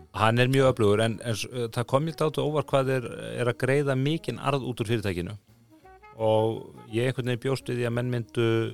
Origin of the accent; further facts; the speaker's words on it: Iceland; við Íslendingar